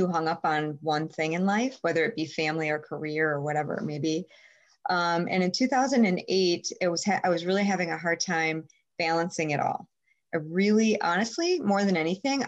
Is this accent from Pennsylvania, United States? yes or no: no; Madison, Wisconsin, United States; I grew up in Madison. I actually grew up on the east side of Madison